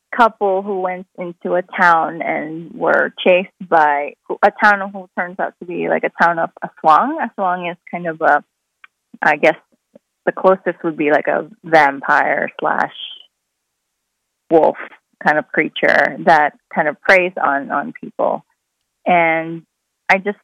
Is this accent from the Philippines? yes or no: yes; Philippines; moved away; I grew up watching, you know, while growing up in the Philippines